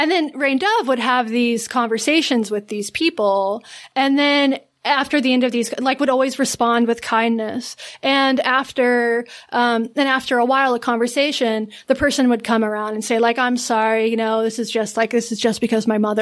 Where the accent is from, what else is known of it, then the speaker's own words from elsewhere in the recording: an hour outside of Asheville, North Carolina, United States; moved away; I grew up an hour outside of Asheville, a much more rural sort of, you know, redneck